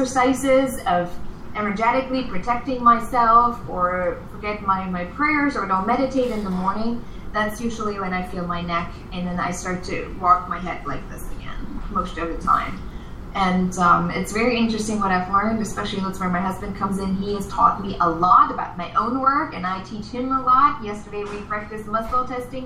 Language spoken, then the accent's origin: English; East Germany, Germany; English is a second language; I grew up in East Germany.